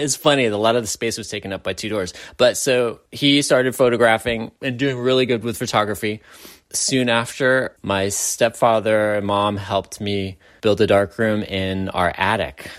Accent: San Francisco, California, United States; growing up in San Francisco

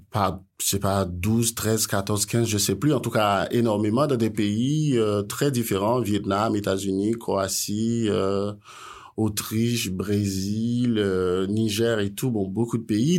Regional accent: Haiti; je suis haïtien

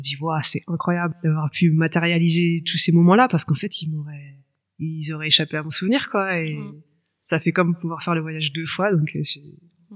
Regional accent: Orléans, Centre-Val de Loire, France; moved away as an adult; j'ai 36 ans et euh, je suis justement originaire d'Orléans, ville que j'ai quittée 10 ans et dans laquelle je viens de me réinstaller il y a tout juste quelques mois

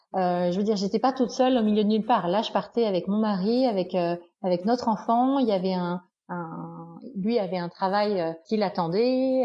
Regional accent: France; moved away as an adult; also born or lived in Canada / United States; ça fait quand même près de huit ans que j'ai quitté la France

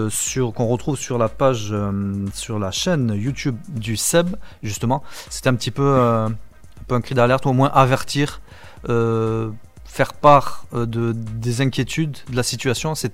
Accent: Lebanon; Alors il y a la touche libanaise qui va arriver parce que oui, je suis libanais

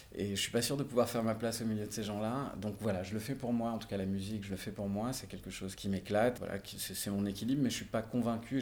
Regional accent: Marignane, Provence-Alpes-Côte d'Azur, France; also born or lived in Marseille; donc je suis né à Marseille, effectivement, dans les quartiers nord. Je suis né à la Calade, euh, j'y suis resté quelques années, pas longtemps. Mes parents ont déménagé vers Marignane ensuite, donc j'ai grandi plutôt à Marignane

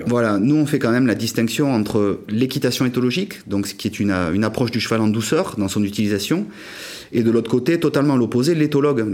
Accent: Pau, Nouvelle-Aquitaine, France; à Pau, de là d'où je viens

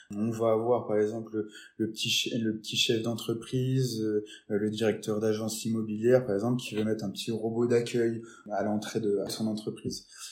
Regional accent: Nancy, Grand Est, France; also born or lived in Metz; now in Lyon, France; je viens de Nancy, hein, pas de, pas de Metz directement

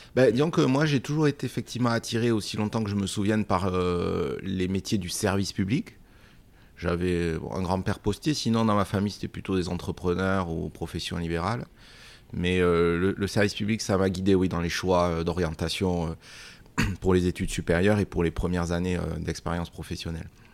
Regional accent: Bagnères-de-Bigorre, Occitania, France; j'ai eu la chance de grandir à Bagnères de Bigorre, au cœur des, Hautes-Pyrénées

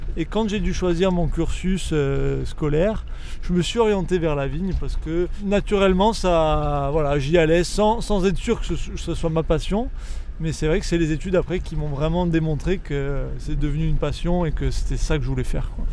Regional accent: Balagne, Corsica, France; chez nous en Balagne

